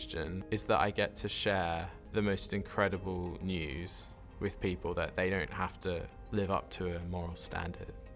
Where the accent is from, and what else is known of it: Sydney, New South Wales, Australia; born or raised there; moved away as an adult; now in Oxford, United Kingdom